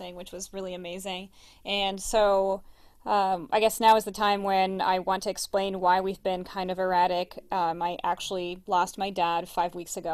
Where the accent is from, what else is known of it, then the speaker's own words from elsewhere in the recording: Brazil; now in United States; I'm originally from Brazil, as most of you know by now, and I have a cousin who I'm very close to who still lives back home in Rio.